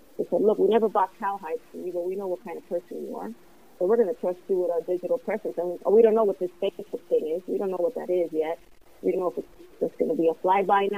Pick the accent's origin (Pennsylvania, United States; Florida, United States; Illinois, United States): Florida, United States; Hialeah; also born or lived in Cuba / Massachusetts; So I grew up in Hialeah, Florida. Came from Cuba when I was a year old